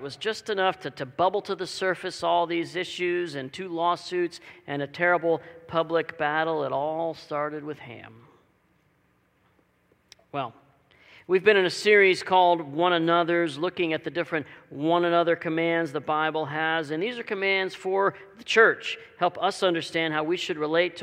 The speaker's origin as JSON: {"language": "English", "town": "Dallas", "region": "Texas", "country": "United States", "tie": "born or raised there", "moved": "yes", "lives_now": "Walla Walla, United States", "said": "I grew up in the Dallas, Texas area"}